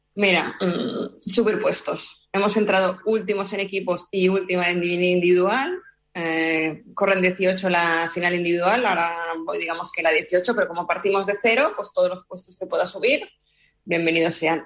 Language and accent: Spanish; Spain